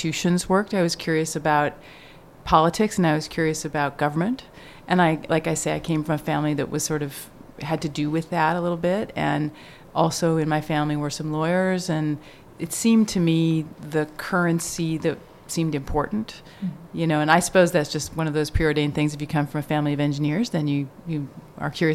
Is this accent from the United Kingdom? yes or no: no; Canada; also born or lived in Stanford, United States / Cambridge, Massachusetts, United States; now in United States; I am Canadian originally